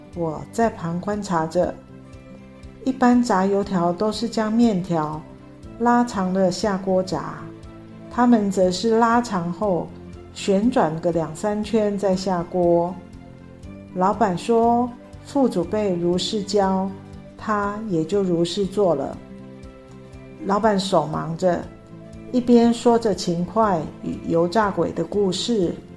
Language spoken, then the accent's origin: Chinese; northern Taiwan, Taiwan; moved away as an adult; now in Tainan, Taiwan; 我是北部长大的孩子